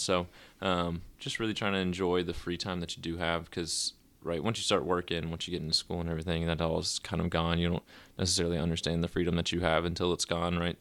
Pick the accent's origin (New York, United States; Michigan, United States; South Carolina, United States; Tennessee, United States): Tennessee, United States; Nashville; moved away as an adult; also born or lived in Rome, Georgia; born and raised in Nashville